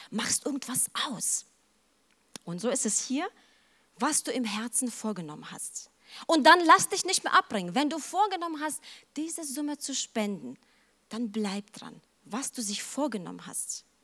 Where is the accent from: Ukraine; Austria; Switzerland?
Ukraine; Aber ich kenne das auch von zu Hause. Ich stamme aus der Ukraine und mein Bruder, der war total leidenschaftlich gerne mit meinem Opa unterwegs.